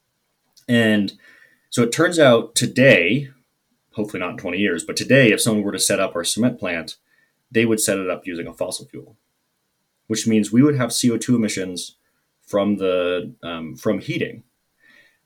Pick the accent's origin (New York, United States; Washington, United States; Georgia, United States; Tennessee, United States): Washington, United States; Seattle; moved away; also born or lived in Maine; I am from Seattle, which is close to Portland, Oregon, and I have lived in Maine